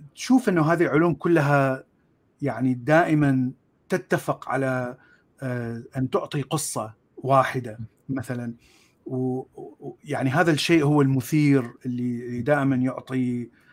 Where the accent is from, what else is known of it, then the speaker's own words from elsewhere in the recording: Baghdad, Baghdad Governorate, Iraq; moved away as an adult; also born or lived in Mosul / Jordan; now in United States; انا من مواليد آه، بغداد من عائله اصلها من الموصل